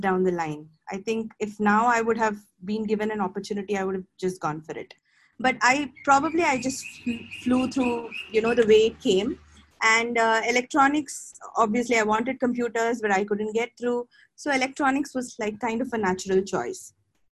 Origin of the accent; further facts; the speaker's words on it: Mumbai, Maharashtra, India; moved away as an adult; now in Bangalore, India; Being a Mumbaiite, I'm born and brought up in Mumbai.